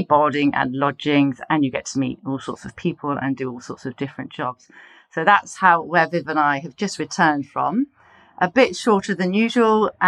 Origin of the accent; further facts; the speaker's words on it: Poole, South West England, United Kingdom; moved away; I was born in Poole, so I love the South Coast and know it very well